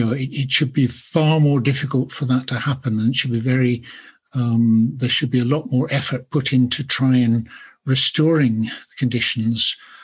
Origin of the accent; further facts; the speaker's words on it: Edinburgh, Scotland, United Kingdom; I don't sound very Scottish, I don't think, but I was certainly born and bred in Edinburgh. I have lived elsewhere, but I returned here and I'm going to stay here.